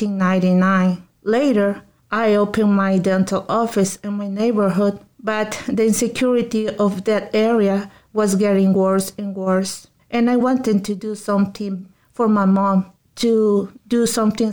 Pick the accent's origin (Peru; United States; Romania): Peru; Lima; moved away; I was born in Peru, in the capital of Lima, in one of the neighborhoods with the most crime in my city.